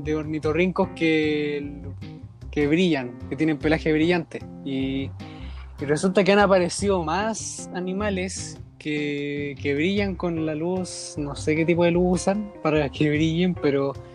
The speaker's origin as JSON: {"language": "Spanish", "town": "Santiago", "region": "Santiago Metropolitan Region", "country": "Chile", "said": "Yo soy de la RM, la región metropolitana."}